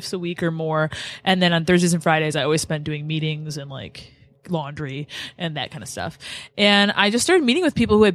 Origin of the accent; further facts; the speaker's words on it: Detroit, Michigan, United States; also born or lived in Lansing; I grew up in Metro Detroit